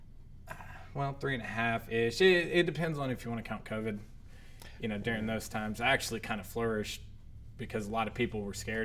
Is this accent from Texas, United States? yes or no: yes; Abilene, Texas, United States; also born or lived in Austin, Texas; I'm from Abilene. I was born in Austin, raised here.